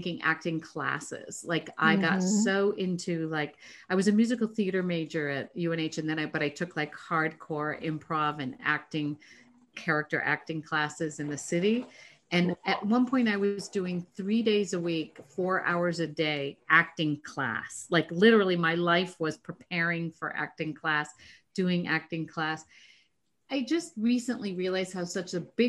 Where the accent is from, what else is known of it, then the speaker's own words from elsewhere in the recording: New Hampshire, United States; I grew up in New Hampshire.